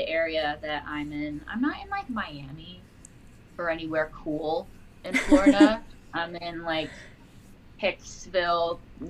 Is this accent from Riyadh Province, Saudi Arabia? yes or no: yes; Riyadh, Riyadh Province, Saudi Arabia; born there; I was born in Riyadh, Saudi Arabia.